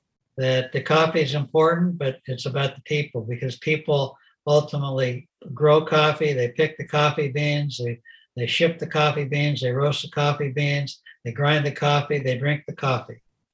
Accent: Seattle, Washington, United States; I grew up in the Seattle area, so I'm a native to Washington.

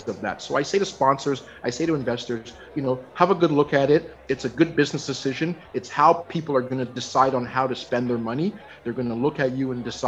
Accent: Toronto, Ontario, Canada; moved away as an adult; now in Vancouver, Canada; I've literally been living in Vancouver now more years than I ever lived in my hometown of Toronto.

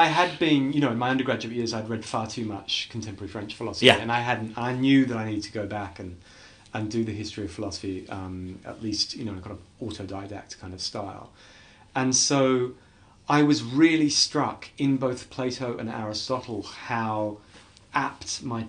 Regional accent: England, United Kingdom; you know, being English and wanting to always be no nonsense, no fuss, pragmatic and so on.

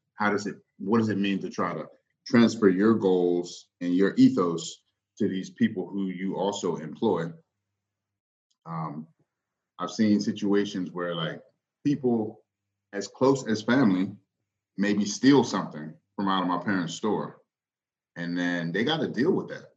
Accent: Northern Virginia, United States; moved away as an adult; now in Baltimore, United States; I'm not from Baltimore. Uh, I grew up in Virginia. both both my parents are from Mississippi, but I grew up in Northern Virginia

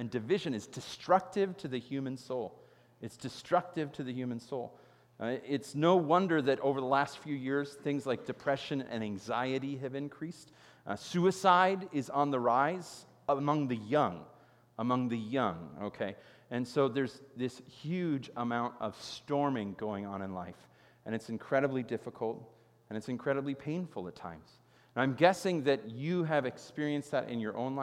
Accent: Chicago, Illinois, United States; I grew up in Chicago, and Chicago is known as the Windy City

